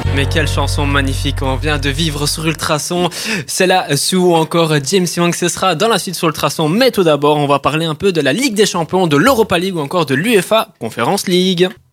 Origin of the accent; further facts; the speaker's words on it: Italy; je suis italien